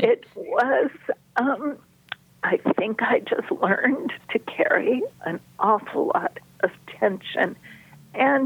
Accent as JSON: {"language": "English", "town": "Los Angeles", "region": "California", "country": "United States", "tie": "born or raised there", "said": "I grew up in Los Angeles"}